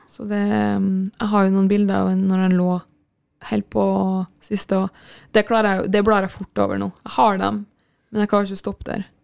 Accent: Kristiansund, Møre og Romsdal, Norway; moved away; når jeg er hjemme i Kristiansund

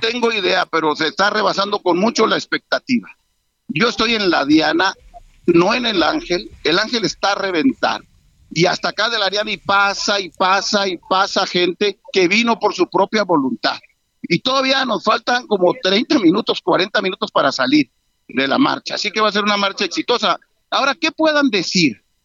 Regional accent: Mexico; como mexicano

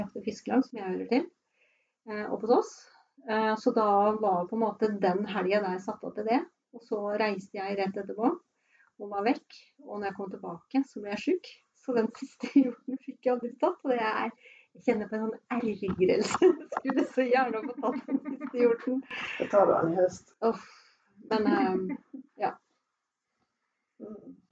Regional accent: Fredrikstad, Østfold, Norway; moved away as an adult; also born or lived in Naustdal; now in Sunnfjord, Norway; jeg kommer fra Fredrikstad og har da hatt hytte på Hvaler

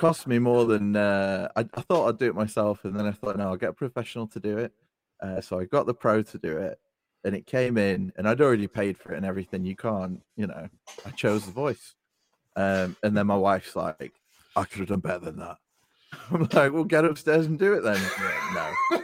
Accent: Utah, United States; everyone's experience growing up in Utah as a Mormon. Grew up as a cookie cutter Mormon.

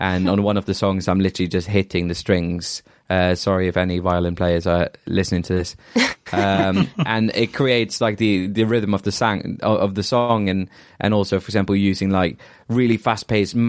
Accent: Norway; now in Bristol, United Kingdom; I'm from Norway

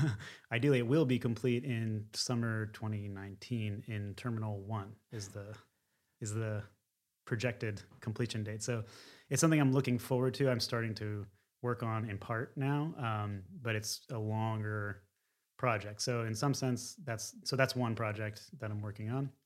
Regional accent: outside of Philadelphia, Pennsylvania, United States; moved away as an adult; also born or lived in Secaucus, New Jersey; now in San Francisco, United States; I was born in Secaucus, New Jersey, and then mostly lived outside of Philadelphia

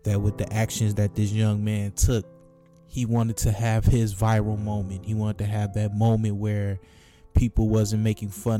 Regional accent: Michigan, United States; my home state of Michigan

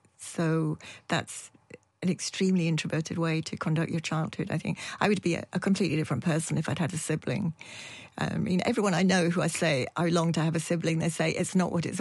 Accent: Yorkshire and the Humber, United Kingdom; also born or lived in Dundee; now in Edinburgh, United Kingdom; I'm from Yorkshire

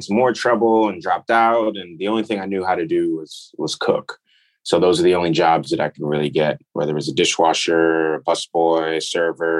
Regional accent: New York City, New York, United States; I grew up in New York

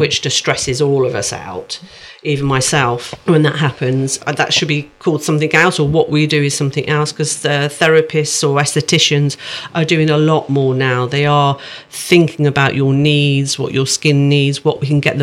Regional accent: Midlands, United Kingdom; accent: Midlands; my Midlands accent's really came in there.

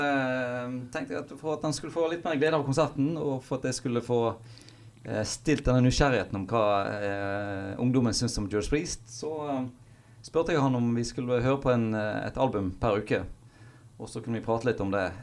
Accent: Knarvik, Vestland, Norway; also born or lived in Hjelmås; jeg er jo fra Hjelmås og vokste opp på Knarvik, som er i Nordhordland

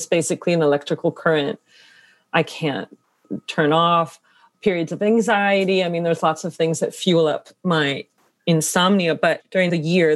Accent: Connecticut, United States; my own experience growing up in Connecticut.

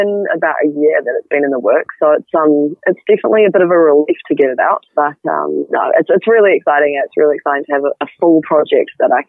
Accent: Auckland, New Zealand; moved away as an adult; now in Christchurch, New Zealand; I'm actually from Auckland. Yeah, okay. I moved down to Christchurch when I was 18, so I've been here about 7 years.

